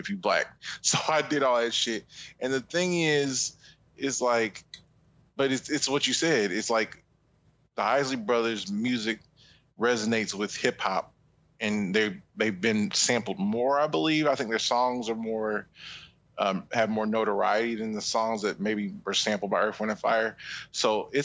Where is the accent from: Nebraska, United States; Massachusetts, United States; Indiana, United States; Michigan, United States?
Indiana, United States; Indianapolis; now in Orlando, United States; I'm from Indiana